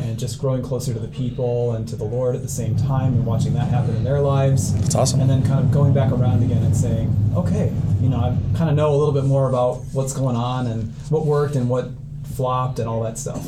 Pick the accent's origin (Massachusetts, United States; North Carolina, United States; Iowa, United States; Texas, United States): Iowa, United States; Cedar Rapids; I grew up here in Cedar Rapids, um, closer to Hiawatha, really